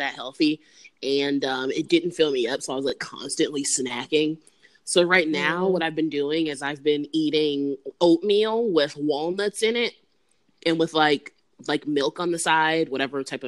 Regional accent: Bladensburg, Maryland, United States; Oh, I'm from Maryland. I grew up in Bladensburg, Maryland.

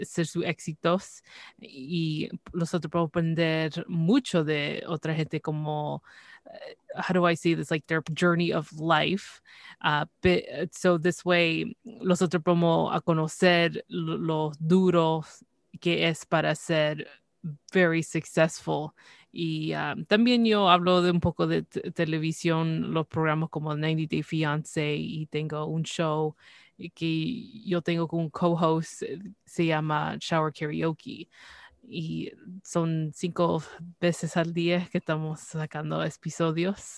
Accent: Canada; yo nací aquí en Canadá, pero eh, desde pequeña siempre era el español

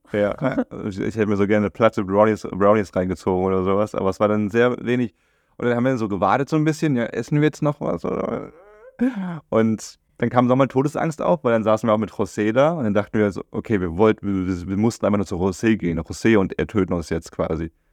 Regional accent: Germany; durch mein Aufwachsen in Deutschland

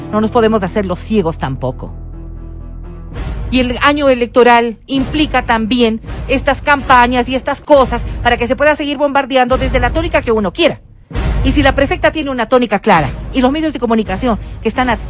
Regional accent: Otavalo, Imbabura, Ecuador; Nací en Otavalo, pues.

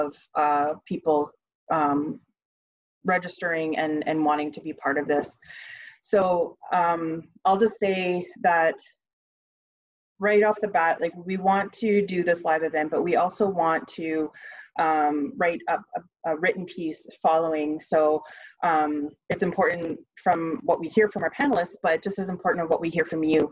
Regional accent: Northern Ontario, Canada; now in Ottawa, Canada; I'm originally from Northern Ontario

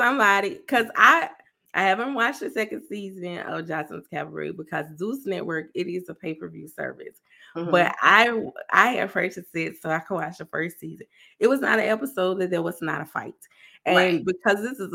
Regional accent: South Carolina, United States; I'm from South Carolina

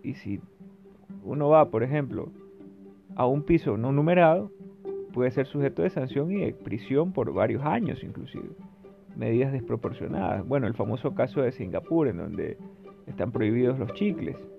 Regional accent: Ecuador; yo soy de Ecuador

